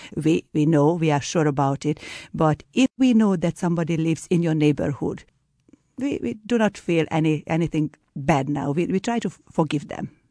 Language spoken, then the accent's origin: English; Hungary; I am from Hungary